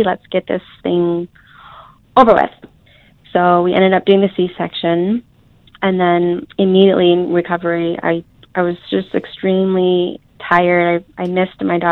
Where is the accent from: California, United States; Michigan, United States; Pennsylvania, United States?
Michigan, United States; Holland; I'm from Holland, Michigan